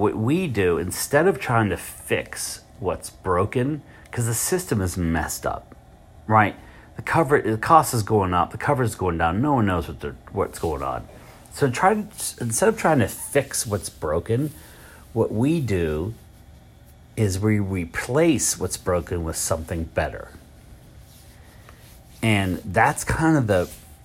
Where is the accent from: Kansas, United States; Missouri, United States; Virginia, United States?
Virginia, United States; Richmond; I'm from Richmond